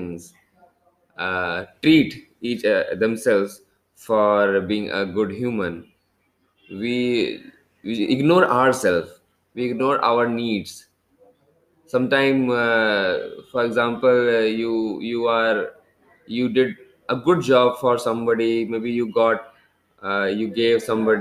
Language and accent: English; India; also born or lived in Kolkata; I am basically from India